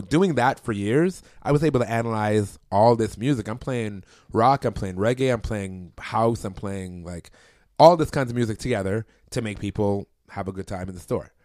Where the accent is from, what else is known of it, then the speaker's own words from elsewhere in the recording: Toronto, Ontario, Canada; I'm from Toronto